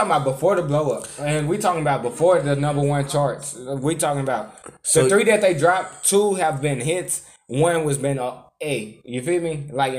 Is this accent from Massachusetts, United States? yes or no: no; Houston, Texas, United States; I'm from Houston.